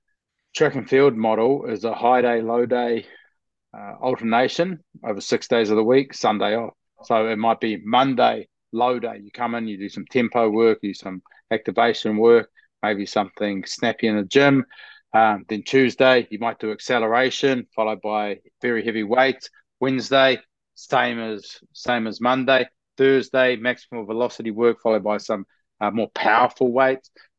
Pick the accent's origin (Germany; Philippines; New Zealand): New Zealand; moved away as an adult; also born or lived in Perth, Australia / Shanghai, China; now in Australia; I grew up in New Zealand